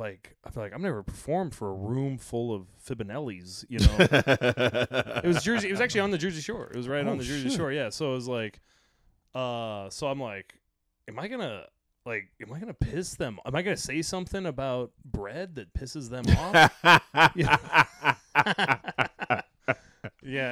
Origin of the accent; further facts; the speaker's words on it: United Kingdom; accent: British; me and thinks that I'm either faking a British accent or they just have a real problem with me because I'm British.